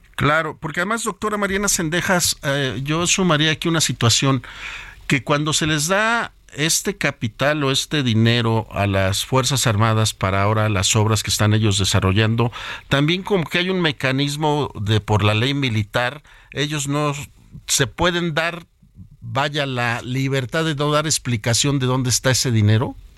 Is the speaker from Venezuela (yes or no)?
no; Mexico; nosotros como mexicanos y como personas que debemos de preocuparnos por nuestro país